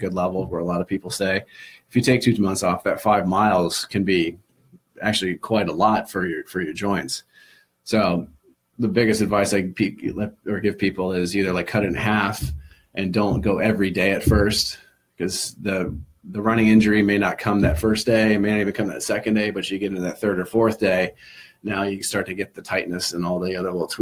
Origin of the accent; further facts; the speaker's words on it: Midwest, United States; now in Cape Cod, United States; I'm from the Midwest